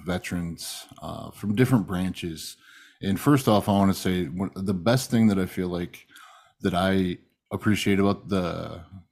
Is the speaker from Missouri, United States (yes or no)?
no; Michigan, United States; I'm from Michigan